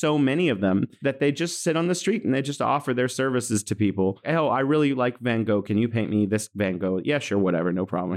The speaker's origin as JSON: {"language": "English", "town": "San Francisco", "region": "California", "country": "United States", "moved": "yes", "lives_now": "Wuhan, China", "said": "I'm from San Francisco, California, in the U S, and I'm here in Wuhan, China"}